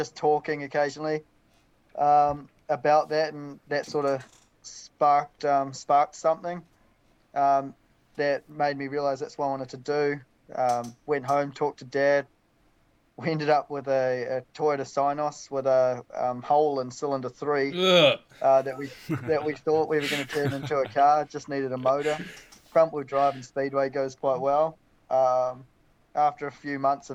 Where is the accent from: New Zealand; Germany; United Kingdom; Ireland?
New Zealand; Waiuku, Auckland; now in Christchurch, New Zealand; I'm from Waiuku